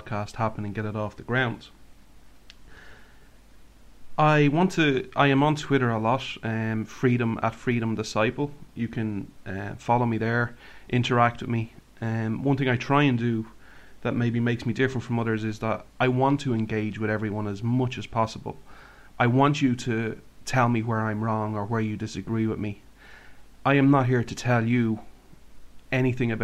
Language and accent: English; Ireland; from Ireland